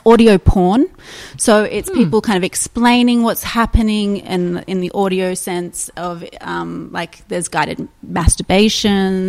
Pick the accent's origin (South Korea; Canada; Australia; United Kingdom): Australia; I'm Australian